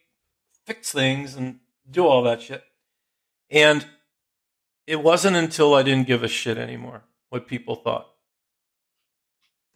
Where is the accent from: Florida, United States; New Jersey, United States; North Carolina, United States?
New Jersey, United States; Jersey Shore; I grew up on the Jersey Shore